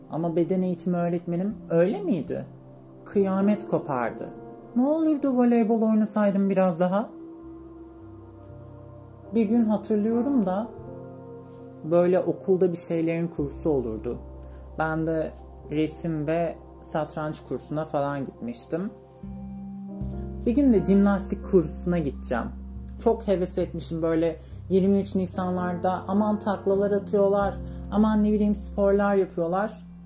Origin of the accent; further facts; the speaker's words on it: Niğde, Turkey; Ee, ilk olarak böyle belirgin kırıklara gelmeden önce Niğde'nin bir köyünde büyüdüm. İlkokulu, ortaokulu orada okudum.